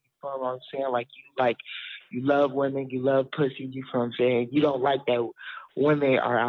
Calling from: Indianapolis, Indiana, United States; I'm calling from Indianapolis.

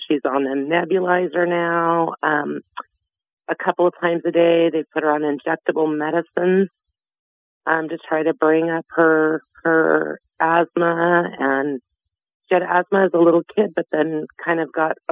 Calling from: Visalia, California, United States; I'm calling from California.

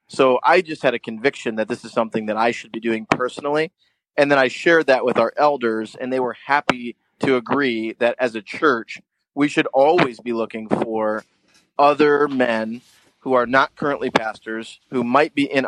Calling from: White Lake, Ontario, Canada; And I am calling in from White Lake, Ontario. I'm actually on a small island on a medium-sized lake in central Ontario.

